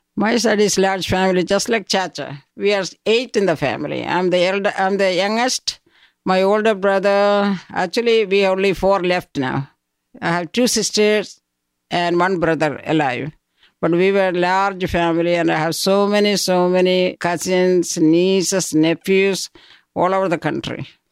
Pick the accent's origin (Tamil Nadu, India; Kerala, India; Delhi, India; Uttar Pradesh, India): Kerala, India; Koipuram; moved away; I grew up in a small town called Koipuram, that is in South India.